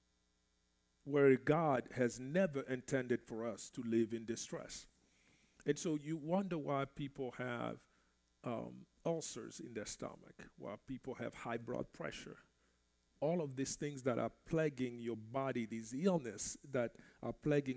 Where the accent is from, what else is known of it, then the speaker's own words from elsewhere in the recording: DR Congo; first language French; English is a second language; moved away; I grew up in the Congo, Central Africa